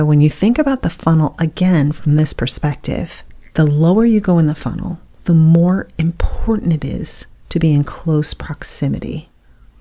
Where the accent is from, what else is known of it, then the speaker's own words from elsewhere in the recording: Buffalo, New York, United States; moved away as an adult; now in Southern United States; I was born in the North. I lived in Buffalo until I was 40 years old, and then I moved down to the South